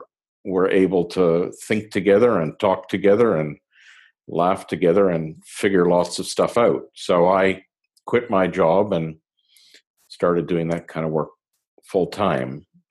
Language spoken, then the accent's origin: English; Montreal, Quebec, Canada; I'm originally from Montreal in Canada.